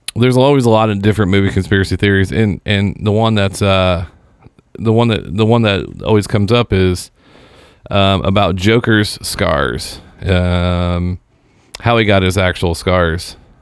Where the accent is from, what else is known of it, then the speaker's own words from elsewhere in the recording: Seymour, Indiana, United States; moved away; Falling from Grace is actually a motion picture that was filmed in my hometown